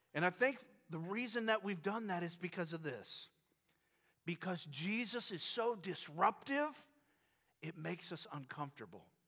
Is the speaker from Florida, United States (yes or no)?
yes; Florida, United States; moved away as an adult; I grew up in Florida